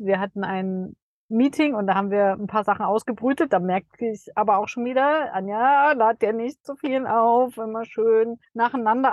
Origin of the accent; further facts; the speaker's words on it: Dresden, Saxony, Germany; es ist auch Dresden genau richtig, weil das einfach meine Heimat ist